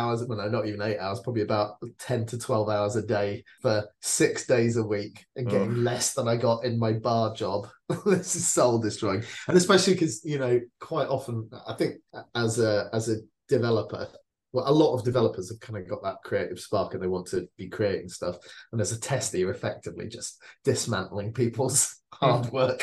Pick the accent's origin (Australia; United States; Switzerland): Switzerland; I grew up in Switzerland